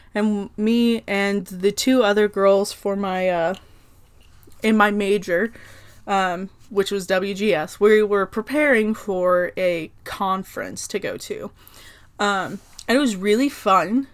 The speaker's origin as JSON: {"language": "English", "region": "Oklahoma", "country": "United States", "said": "I'm from Oklahoma."}